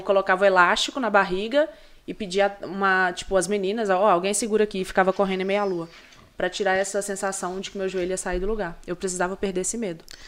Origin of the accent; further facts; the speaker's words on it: Brazil; eu sou brasileira